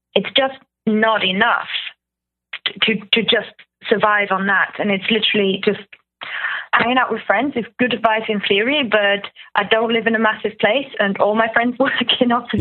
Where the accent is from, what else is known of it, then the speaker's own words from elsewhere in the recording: Germany; moved away as an adult; now in United Kingdom; I'm from Germany, but I've been here for 10 years.